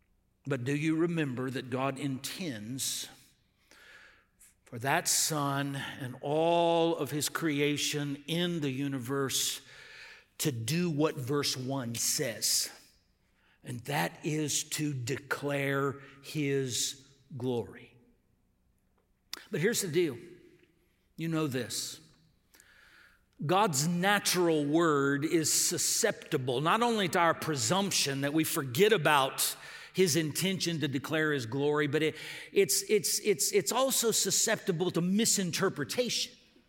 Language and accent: English; Texas, United States; I grew up in West Texas on the border, and it was just permeated by Spanish. Took it in school. All my friends spoke it, but I had this mental block, and I regret it to this day.